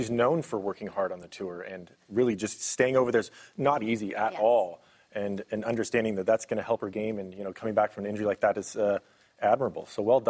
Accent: United States; being an American myself

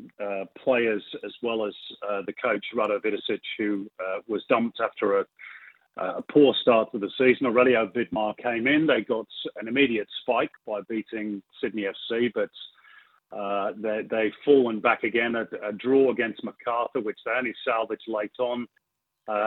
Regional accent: England, United Kingdom; now in Australia; being English

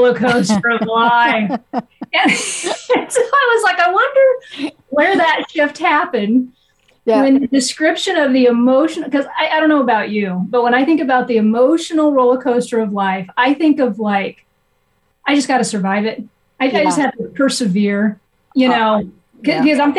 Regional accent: Nebraska, United States; moved away; also born or lived in Ohio; growing up, I was raised in Nebraska

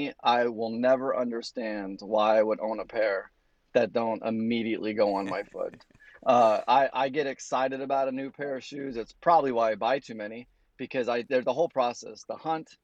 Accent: California, United States; now in New Jersey, United States; I'm from California

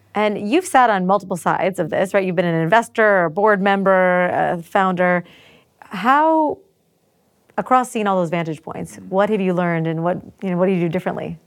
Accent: United States; I'm American and worked for Israelis for a period of time

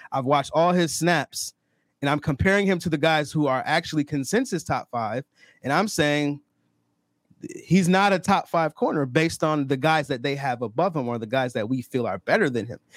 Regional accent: Rochester, New York, United States; I'm from Rochester, New York. I live in Rochester, New York

